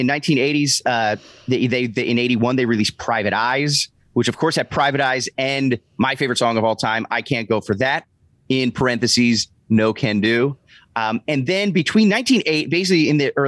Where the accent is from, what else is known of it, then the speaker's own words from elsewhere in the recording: near Philadelphia, Pennsylvania, United States; born in Pottstown, right near my hometown, right outside of Philadelphia